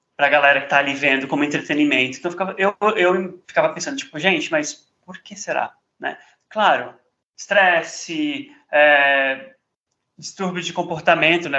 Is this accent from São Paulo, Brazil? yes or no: yes; São Paulo, Brazil; eu sou de São Paulo